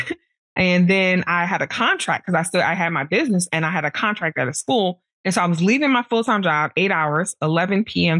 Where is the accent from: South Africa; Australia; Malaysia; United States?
United States; New York City, New York; I grew up in Brooklyn